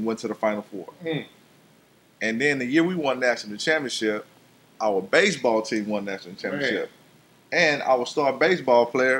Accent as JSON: {"language": "English", "town": "Houston", "region": "Texas", "country": "United States", "tie": "born or raised there", "said": "I'm not a Texan. I'm a true Redskin. Grew up right here in Houston, Texas. Little small little neighborhood called Fort Ward."}